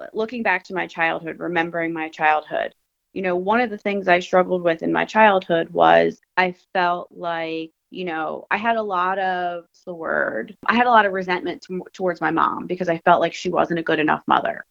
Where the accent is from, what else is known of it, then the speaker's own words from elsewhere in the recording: Philadelphia, Pennsylvania, United States; I'm a girl from Philly